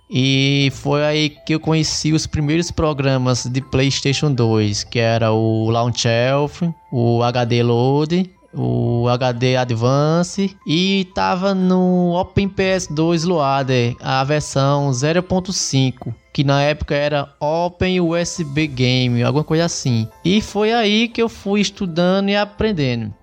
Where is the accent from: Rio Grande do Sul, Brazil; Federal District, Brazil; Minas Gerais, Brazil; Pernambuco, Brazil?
Pernambuco, Brazil; Caruaru; sou de Caruaru, Pernambuco